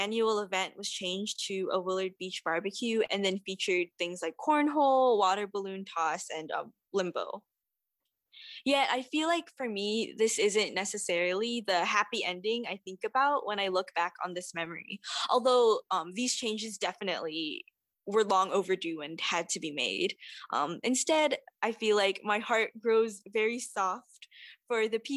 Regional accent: Saipan, Northern Mariana Islands; moved away as an adult; now in Evanston, United States; As a Japanese Filipina immigrant and who was born and raised in the Mariana Islands, I feel like I try to navigate with identifying being rooted in Saipan, my home

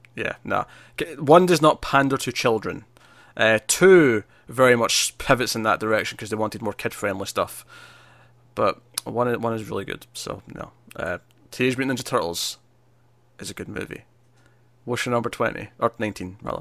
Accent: Scotland, United Kingdom; I'm Scottish

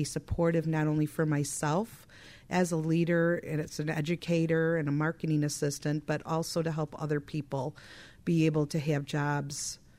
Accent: Milwaukee, Wisconsin, United States; I'm from the Milwaukee, Wisconsin area.

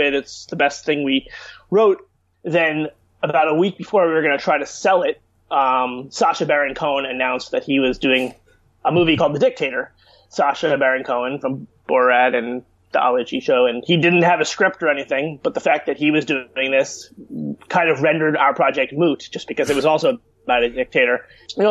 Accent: Chappaqua, New York, United States; also born or lived in Washington, D.C.; I grew up in Westchester, New York. I actually grew up in the town of Chappaqua

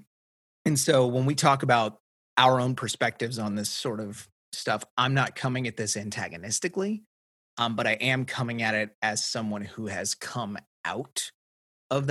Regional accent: Tennessee, United States; I grew up in Tennessee

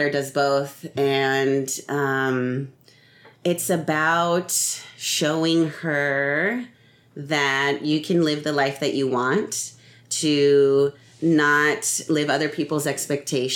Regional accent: Placentia, California, United States; I grew up in Southern California to a family of artists

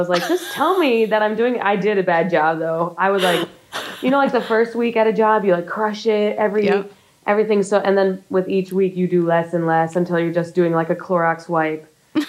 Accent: outside of Buffalo, New York, United States; Outside of Buffalo, in like the wealthiest town outside of Buffalo.

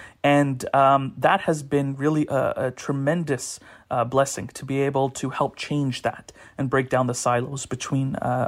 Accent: Canada; as a Canadian

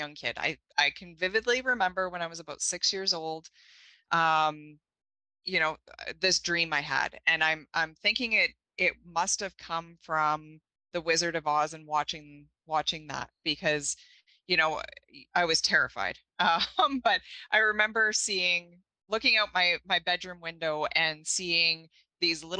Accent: Thompson, Manitoba, Canada; I grew up here in Manitoba, Thompson, Manitoba.

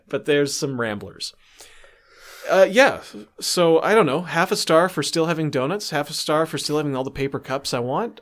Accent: Canada

